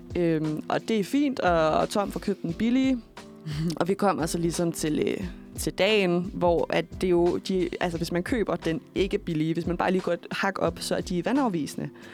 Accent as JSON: {"language": "Danish", "town": "Køge", "region": "Zealand", "country": "Denmark", "said": "jeg kommer fra Køge oprindeligt"}